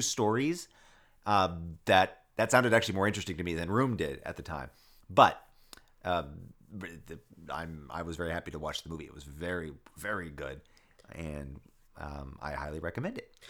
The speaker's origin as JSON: {"language": "English", "region": "the South", "country": "United States", "tie": "born or raised there", "also_born_or_lived": "West Africa", "said": "I grew up in the South and I saw just what being a white male in the South afforded me"}